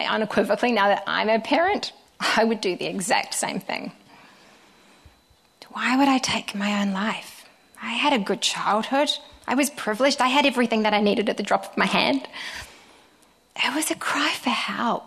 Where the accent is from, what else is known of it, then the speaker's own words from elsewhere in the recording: Te Puna, Bay of Plenty, New Zealand; moved away as an adult; also born or lived in Sydney, Australia; I grew up just outside of Te Amuru on a farm with my older brother and my amazing parents